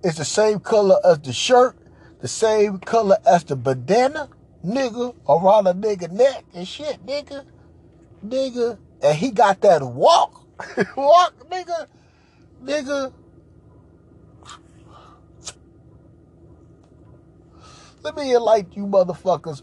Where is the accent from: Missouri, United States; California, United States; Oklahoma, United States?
California, United States; Los Angeles; I'm from Los Angeles, California, born and raised, you know, I ain't an out-of-towner